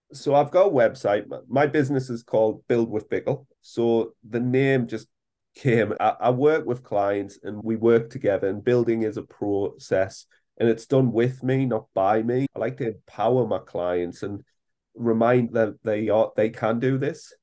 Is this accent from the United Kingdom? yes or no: yes; England, United Kingdom; as us British all